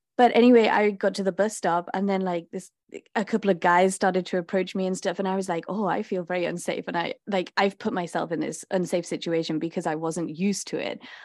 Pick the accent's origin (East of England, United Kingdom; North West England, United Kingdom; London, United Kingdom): North West England, United Kingdom; Liverpool; moved away; I grew up in Liverpool in England